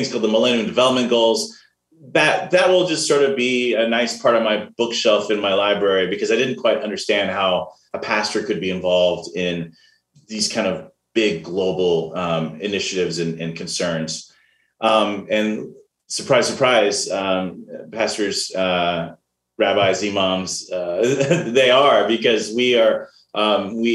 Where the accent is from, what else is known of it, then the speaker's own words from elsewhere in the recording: Dayton, Ohio, United States; moved away as an adult; also born or lived in California / Chicago, Illinois / Portland; I was born in the Dayton, Ohio area. And so grew up in Ohio and in California